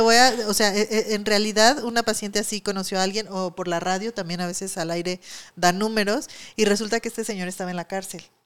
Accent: Mexico; aquí en México

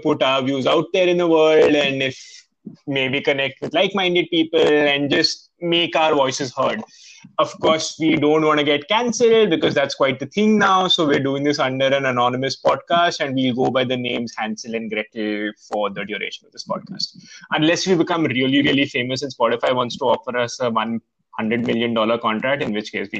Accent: India; now in United States; So we're both immigrants from India, currently in the US

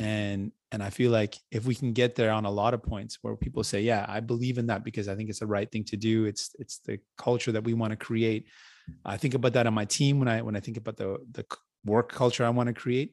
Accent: Windsor, Ontario, Canada; also born or lived in St. John's, Newfoundland / Grand Falls, Newfoundland; I grew up in Windsor and, and it's, uh, really warm

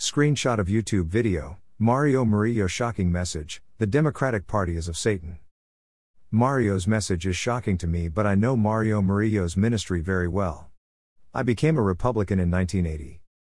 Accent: Matagorda County, South Texas, United States; My wife and I were born and raised in South Texas, she in the Rio Grande Valley, and I up the coast in Matagorda County

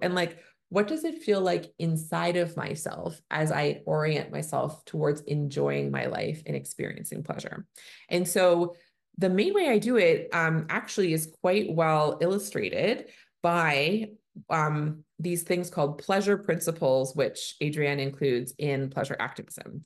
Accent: Canada; I'm a Canadian family physician

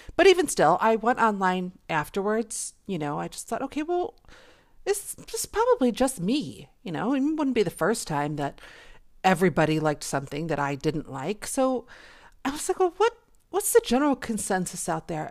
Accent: Buffalo, New York, United States; I was born in Buffalo, New York

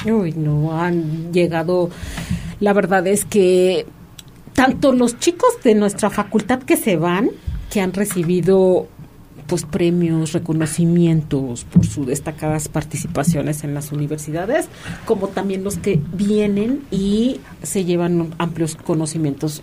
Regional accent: Mexico

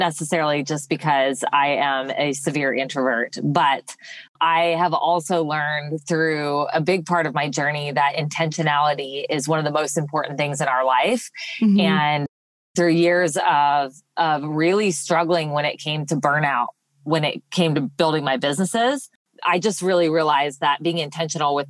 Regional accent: Los Angeles, California, United States; moved away as an adult; now in Brandon, Mississippi, United States; I'm originally from Los Angeles, California, and I spent my first 18 years there

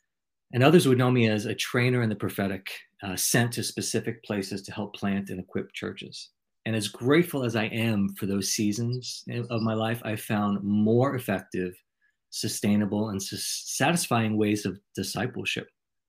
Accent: New York, United States; accent: New York; now in South Carolina, United States; I just moved here about 9 months ago from New York, and sometimes I slide into my New York accent.

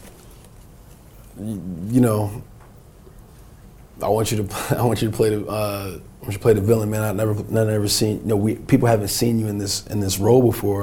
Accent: North New Jersey, United States; Me growing up in Jersey, North New Jersey

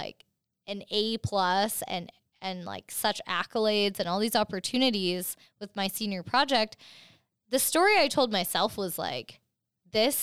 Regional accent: Canada; I'm Canadian

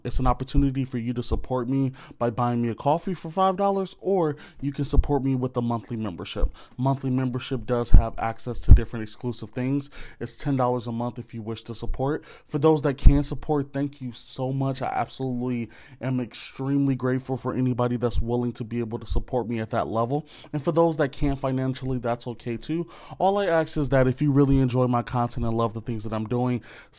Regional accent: Wisconsin, United States; I'm from Wisconsin

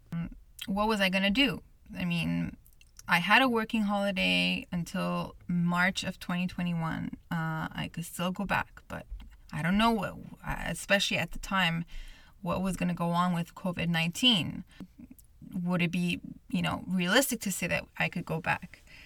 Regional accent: Montreal, Quebec, Canada; I'm born and raised in Montreal, Canada, where this podcast is based

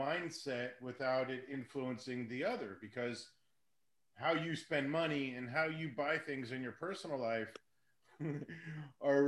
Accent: Hollywood, Florida, United States; I grew up in a city over in South Florida called Hollywood

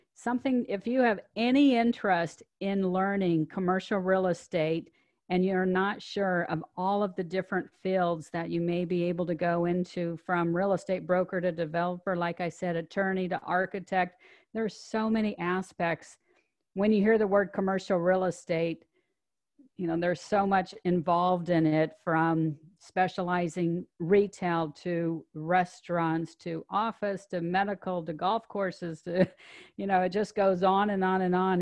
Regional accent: Omaha, Nebraska, United States; moved away; I grew up in Omaha, Nebraska

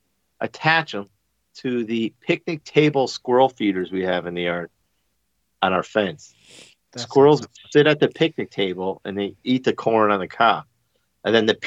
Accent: Northeast, United States; moved away; we're from the Northeast too

